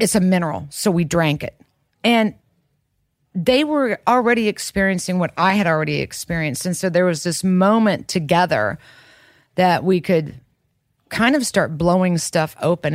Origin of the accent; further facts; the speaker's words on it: Kansas, United States; growing up in Kansas